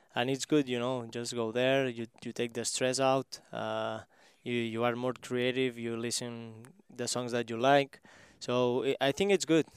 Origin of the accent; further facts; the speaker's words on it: small town near Barcelona, Catalonia, Spain; English is a second language; moved away as an adult; now in Kansas City, United States; I was in my, my hometown, which is, uh, four thousand people there, uh, small, small one